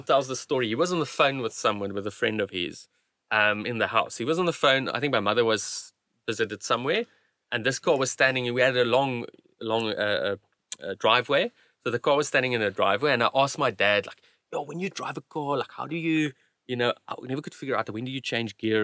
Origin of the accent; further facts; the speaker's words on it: South Africa; also born or lived in Cape Town / Kuruman; when we moved from Cape Town to, to Kuruman